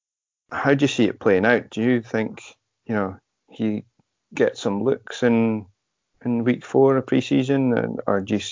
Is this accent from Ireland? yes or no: no; United Kingdom; we're British